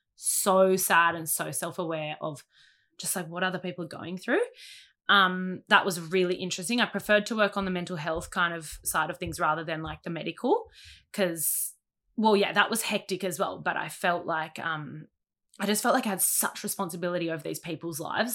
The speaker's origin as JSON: {"language": "English", "town": "Sydney", "region": "New South Wales", "country": "Australia", "tie": "born or raised there", "also_born_or_lived": "Mona Vale", "said": "born in Monavel, grew up between Narrabeen and Warrywood because my mum lived in Narrabeen, my dad lived in Warrywood"}